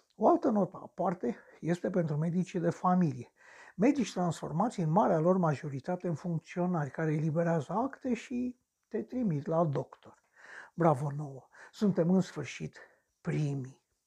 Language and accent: Romanian; Romania; Sunt român